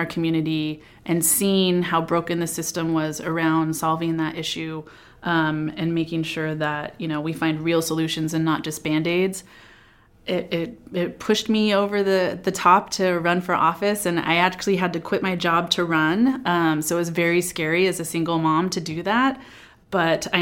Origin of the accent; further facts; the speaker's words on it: Sonora, California, United States; I was born and raised in Sonora in the foothills near Yosemite